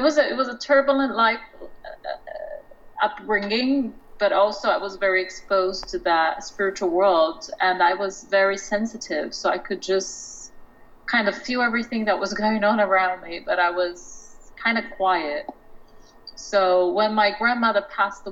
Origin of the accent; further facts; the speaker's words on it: Brazil; now in London, United Kingdom; I'm from Brazil. I was born in Brazil. I grew up with my grandmother.